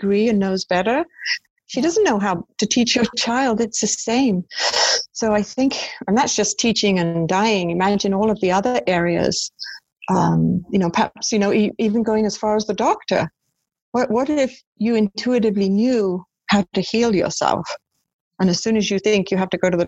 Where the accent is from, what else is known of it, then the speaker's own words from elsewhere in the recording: United Kingdom; I'm British